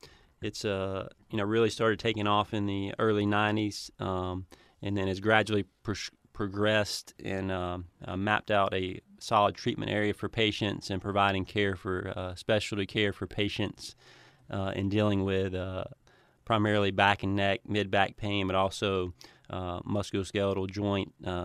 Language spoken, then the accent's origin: English; Cleveland, Tennessee, United States; Yeah, so I grew up in Cleveland, Tennessee, and went to Bradley Central High School